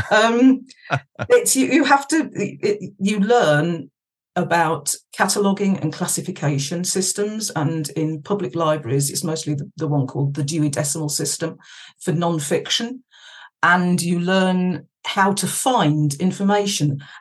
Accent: Yorkshire and the Humber, United Kingdom; we moved from Worcestershire up to Yorkshire. Oh, nice. My ends. Oh yeah, yeah, I've been been a, a Yorkshire import since 1982.

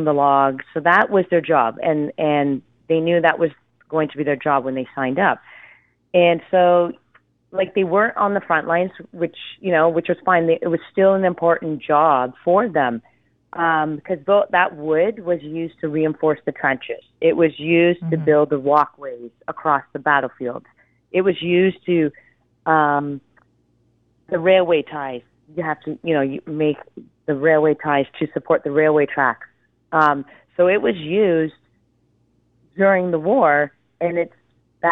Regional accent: Ontario, Canada; I'm from Ontario

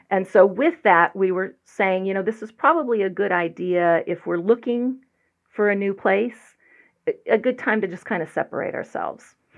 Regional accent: Broadview Heights, Ohio, United States; moved away; I was born and raised in Broadview Heights, Ohio, which is just outside of Cleveland

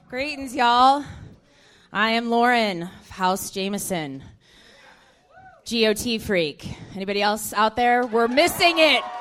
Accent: Houston, Texas, United States; I am from the South. Actually, I'm uh-huh. from Houston, Texas.

